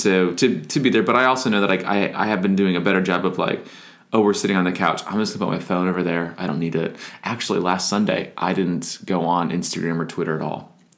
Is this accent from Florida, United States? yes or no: yes; Florida, United States; moved away; also born or lived in Wisconsin / Nashville; I grew up in Florida, so we had Publix